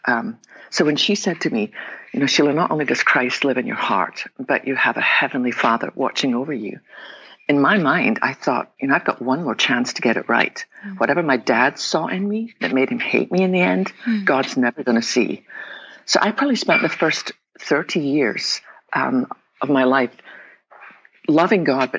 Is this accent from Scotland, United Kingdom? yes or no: yes; west coast of Scotland, United Kingdom; now in Texas, United States; I was born in the west coast of Scotland. Probably tell my accent.